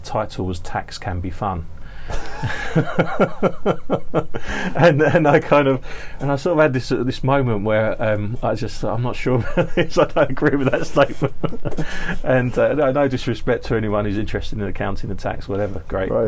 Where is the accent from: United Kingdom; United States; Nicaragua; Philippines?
United Kingdom; London; moved away as an adult; now in Hong Kong; I grew up in London, and I went to a comprehensive school in London